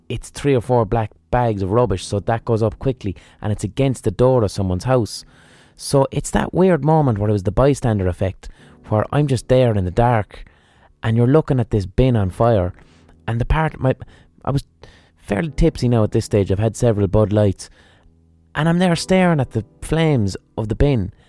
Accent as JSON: {"language": "English", "country": "Ireland", "said": "I'm fucking Irish"}